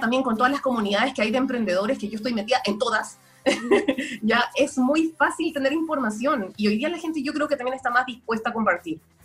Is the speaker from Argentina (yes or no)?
no; Chile; moved away; also born or lived in Guayaquil, Ecuador; yo viví en Guayaquil, yo nací en Chile, pero viví en, en Ecuador